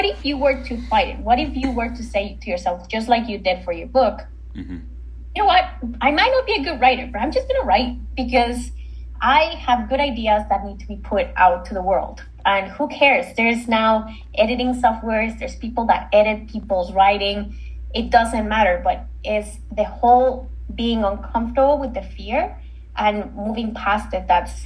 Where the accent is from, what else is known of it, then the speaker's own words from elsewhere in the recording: Mexico; now in Canada; I'm not originally from Canada. I'm from Mexico. And in Canada, I live on my own.